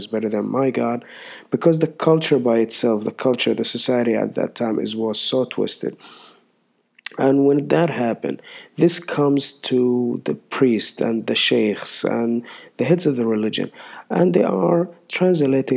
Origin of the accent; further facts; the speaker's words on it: Saudi Arabia; I'm from Saudi Arabia